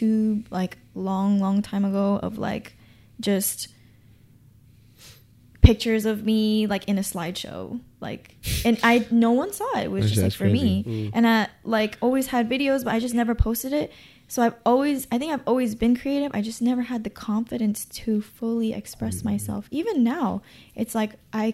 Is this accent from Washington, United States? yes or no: no; Gardena, California, United States; I'm from Gardena